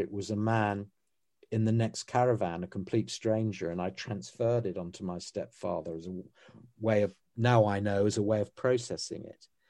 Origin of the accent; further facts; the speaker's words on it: United Kingdom; as British people on this island